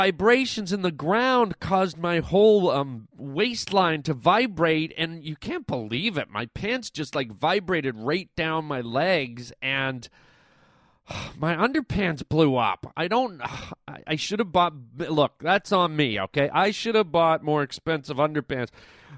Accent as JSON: {"language": "English", "country": "Canada", "tie": "born or raised there", "said": "growing up in Canada"}